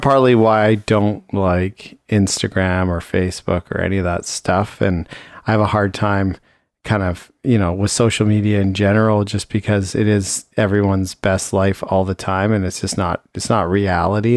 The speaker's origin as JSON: {"language": "English", "region": "Ontario", "country": "Canada", "tie": "born or raised there", "moved": "yes", "lives_now": "Richmond, Canada", "said": "I grew up in Ontario where it was very seasonal"}